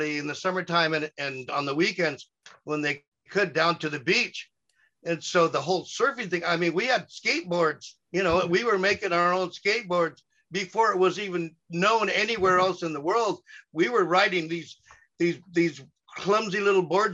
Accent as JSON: {"language": "English", "town": "Glendora", "region": "California", "country": "United States", "tie": "born or raised there", "said": "my hometown. They went to high school with me. Yeah. We at Glendora High"}